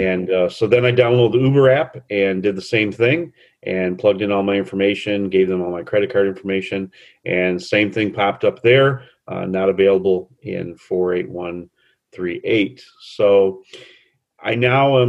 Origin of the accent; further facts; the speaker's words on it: Trenton, Michigan, United States; moved away as an adult; now in Grosse Ile, United States; I was born and raised in Trenton, right over the bridge, and spent most of my adult life there